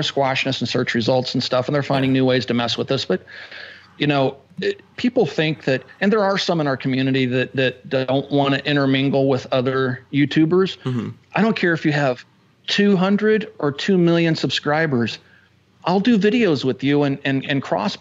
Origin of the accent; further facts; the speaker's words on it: Kansas, United States; moved away; also born or lived in Indiana; I grew up in Kansas